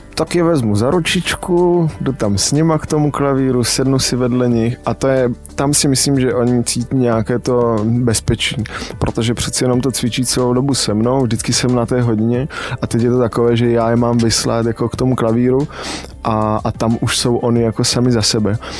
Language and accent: Czech; Kopřivnice, Moravian-Silesian Region, Czechia; also born or lived in Ostrava; jsem z Kopřivnice, což je 40 km od Ostravy